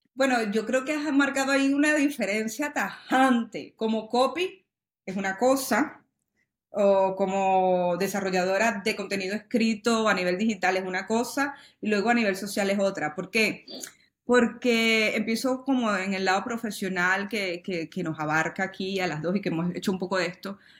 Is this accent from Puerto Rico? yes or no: no; Venezuela; now in Spain; mi país natal, Venezuela